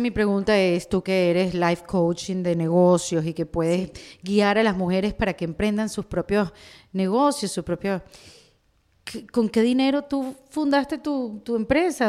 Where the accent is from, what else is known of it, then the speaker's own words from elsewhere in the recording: Venezuela; now in Miami, United States; yo vengo de Venezuela